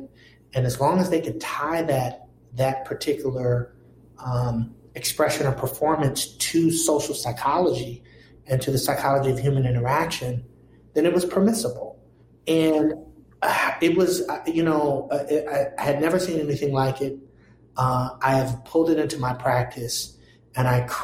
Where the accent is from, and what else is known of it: Washington, District of Columbia, United States; born or raised there; also born or lived in Ithaca, New York; now in Providence, United States